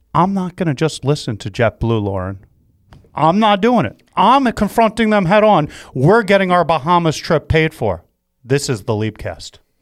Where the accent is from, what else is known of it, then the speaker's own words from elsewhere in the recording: New York, United States; I'm a New Yorker